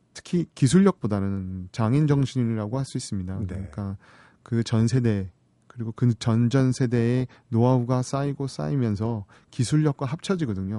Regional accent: South Korea; now in United States; 한국 사람이기 때문에

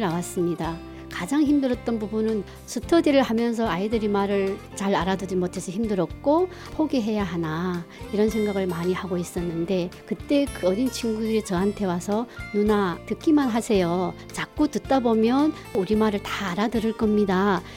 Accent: North Korea; moved away as an adult; now in South Korea; 저는 북한에서 한의사 생활을 하다가 탈북을 했고요

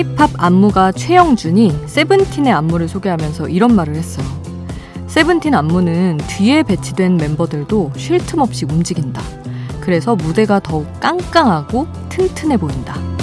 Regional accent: Seoul, South Korea; moved away; also born or lived in Daejeon; 저는 아예 태어난 곳도 서울이고 대전에서 오래 살았는데 사투리랑은 좀 거리가 멀어서

